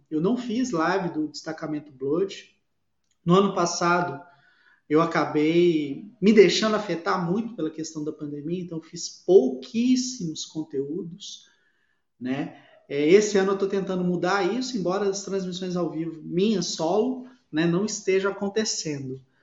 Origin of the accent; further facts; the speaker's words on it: Belo Horizonte, Minas Gerais, Brazil; accent: mineiro; quem é de Belo Horizonte sabe, o sotaque. Na hora que eu falo inglês, aí o sotaque mineiro aparece